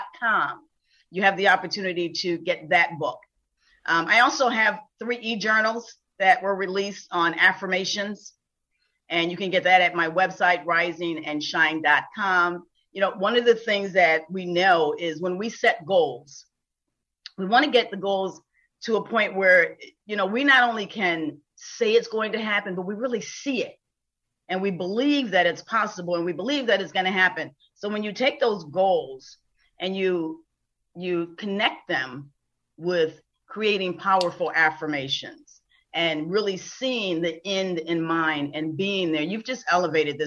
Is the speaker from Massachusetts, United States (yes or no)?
no; Buffalo, New York, United States; now in Florida, United States; I am originally from Buffalo, New York